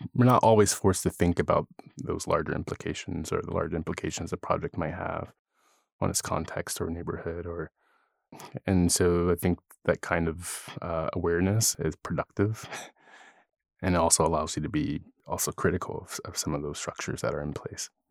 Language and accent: English; Philadelphia, Pennsylvania, United States; moved away; also born or lived in California; I'm originally from Philadelphia and I grew up there